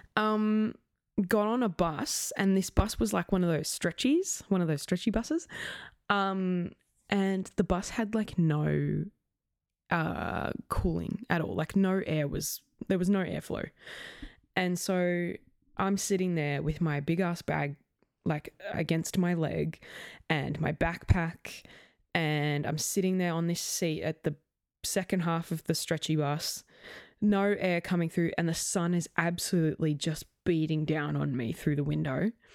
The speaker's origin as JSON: {"language": "English", "country": "Australia", "said": "I was from Australia"}